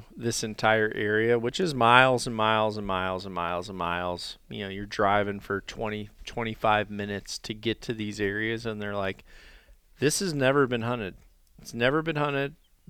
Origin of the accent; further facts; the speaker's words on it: Iowa, United States; all of my years of like hunting my home state of Iowa, which is pretty cool.